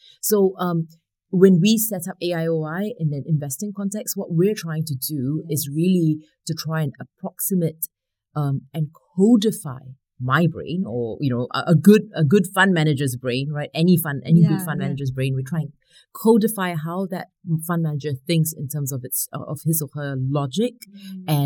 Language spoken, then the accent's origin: English; Singapore; I grew up in Singapore